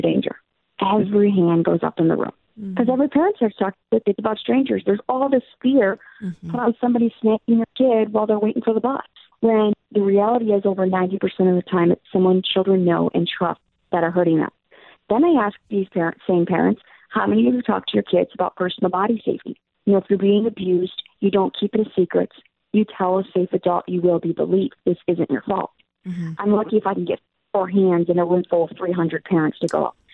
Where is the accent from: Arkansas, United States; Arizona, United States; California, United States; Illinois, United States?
Illinois, United States; my home state of Illinois